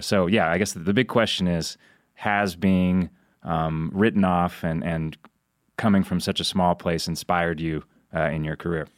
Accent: Idaho, United States; moved away; also born or lived in Oregon; my home state of Idaho

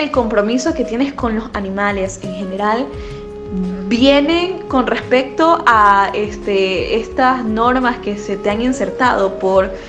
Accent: Ecuador; nosotros como ecuatorianos también tenemos que preservar nuestra naturaleza

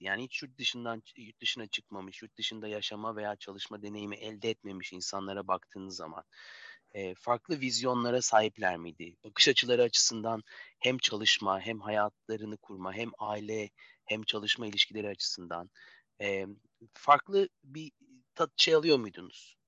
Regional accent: Turkey; biz Türkler

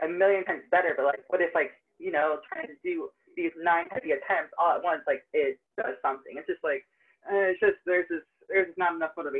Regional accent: Tampa, Florida, United States; Tampa, Florida.

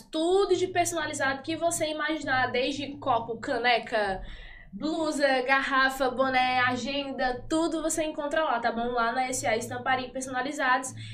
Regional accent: Barreirinhas, Maranhão, Brazil; moved away as an adult; now in Parnaíba, Brazil; eu sou do Maranhão, de Barreirinhas, lá Terra dos Lençóis

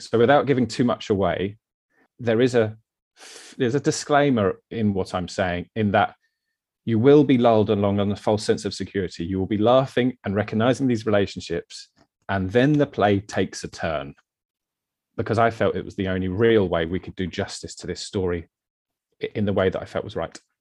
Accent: Brighton, South East England, United Kingdom; also born or lived in London; now in Eastbourne, United Kingdom; I've grew up in Brighton. So Brighton boy, born and bred

